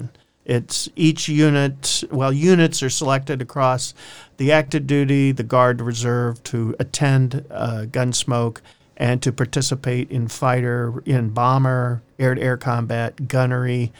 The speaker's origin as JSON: {"language": "English", "region": "Ohio", "country": "United States", "said": "I'm from Ohio."}